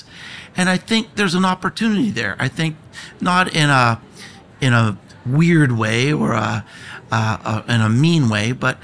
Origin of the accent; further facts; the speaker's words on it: United States; I am from America